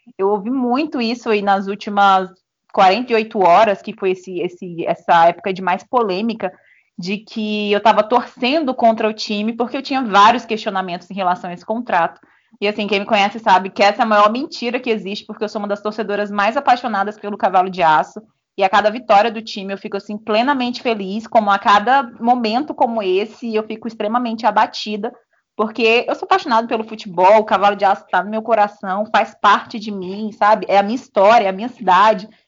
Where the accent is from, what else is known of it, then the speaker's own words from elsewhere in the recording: Northeast Region, Brazil; como boa nordestina